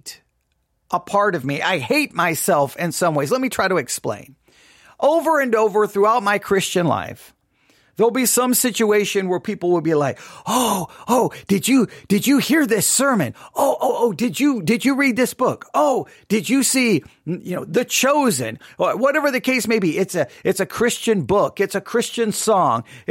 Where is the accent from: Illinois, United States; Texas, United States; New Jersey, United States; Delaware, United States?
Texas, United States; also born or lived in Abilene, Texas; I live here in Texas. I grew up in Texas